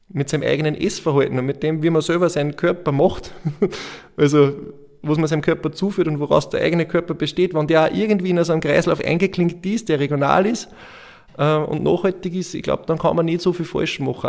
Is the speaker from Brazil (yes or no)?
no; Andorf, Upper Austria, Austria; bei uns in Andorf